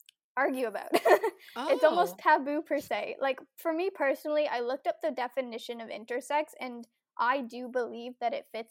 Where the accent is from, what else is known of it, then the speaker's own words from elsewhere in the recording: Ontario, Canada; I am from Ontario, Canada, and I will actually be 25 next week.